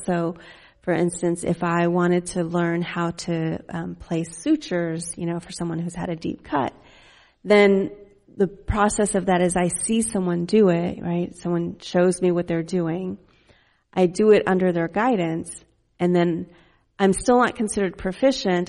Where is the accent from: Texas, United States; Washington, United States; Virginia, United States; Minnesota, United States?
Texas, United States; Fort Worth; also born or lived in Dallas; we lived in Fort Worth